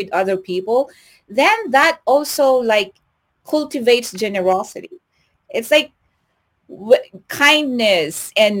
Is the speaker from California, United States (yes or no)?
no; Lubbock, Texas, United States; now in Houston, United States; when I was new here in Houston, Texas, and of course I came from Lubbock, and it's like everywhere in Lubbock is like 15 minutes away, right?